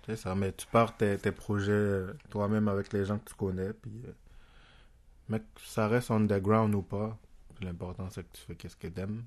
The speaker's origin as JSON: {"language": "French", "country": "Haiti", "tie": "born or raised there", "moved": "yes", "lives_now": "Quebec, Canada", "said": "j'ai grandi en Haïti"}